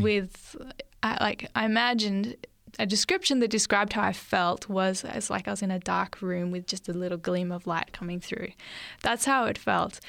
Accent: Lake Macquarie, New South Wales, Australia; also born or lived in Sydney; we moved up to um, this local Lake Macquarie area

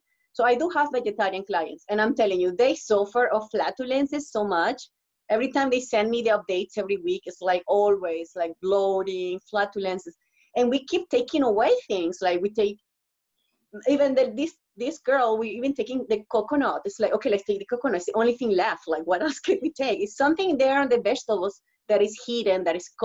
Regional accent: Venezuela; now in Toronto, Canada; I'm from Venezuela

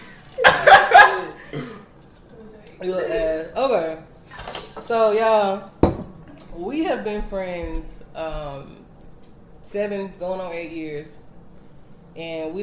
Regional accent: the Midlands, South Carolina, United States; I'm from the Met. Where a lot of Live PD be going down

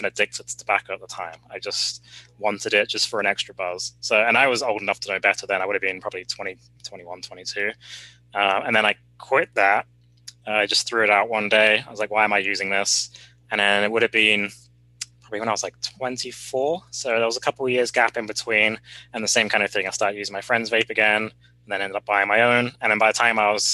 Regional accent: England, United Kingdom; moved away; in what we called secondary school growing up in England, or high school would be the equivalent

